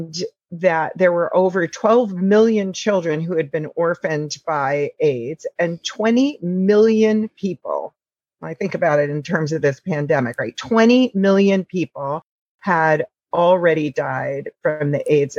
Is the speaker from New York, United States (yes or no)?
yes; New York City, New York, United States; I am a native New Yorker. My parents are both Holocaust survivors, and I grew up in Manhattan